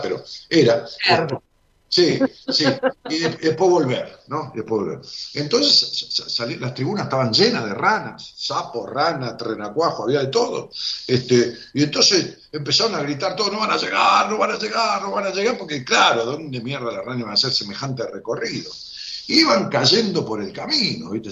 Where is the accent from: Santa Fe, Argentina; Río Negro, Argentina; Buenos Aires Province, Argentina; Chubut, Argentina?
Buenos Aires Province, Argentina; Ramos Mejía; mi ciudad, Ramón Mejía